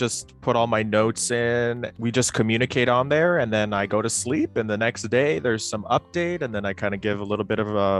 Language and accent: English; United States; moved away as an adult; now in Chiang Mai, Thailand; I'm from America, but currently me and my programmer are in Chiang Mai, Thailand, and we've both been living here about 5 years